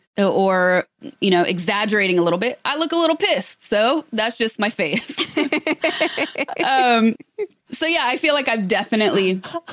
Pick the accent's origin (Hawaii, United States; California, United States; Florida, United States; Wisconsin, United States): California, United States; Northern; moved away; I'm from Northern California